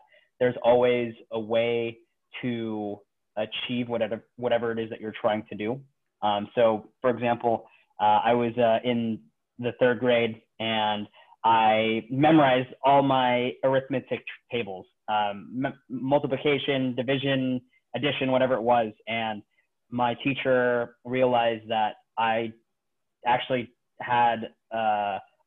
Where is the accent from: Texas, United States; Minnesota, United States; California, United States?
California, United States; Bay Area; moved away as an adult; also born or lived in Philippines; now in Seattle, United States; my whole life has pretty much been in the Bay Area. I was born in the Philippines, but was raised in California.